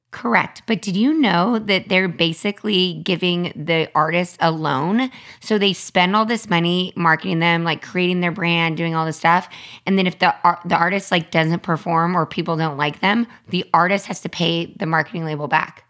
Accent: Los Angeles, California, United States; I grew up in Hollywood with, like, some of these crazy childhood stars

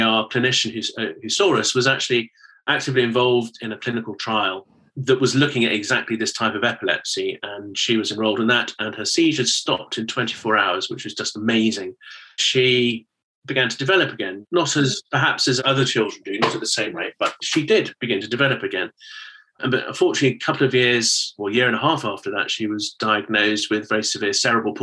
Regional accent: United Kingdom; you can probably tell from my accent that I'm from the United Kingdom

